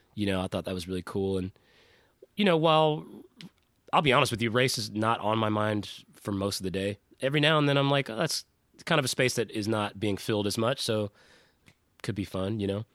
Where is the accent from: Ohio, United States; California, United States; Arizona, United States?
California, United States; South Pasadena; moved away; also born or lived in Nashville, Tennessee; I grew up in South Pasadena before we moved to Nashville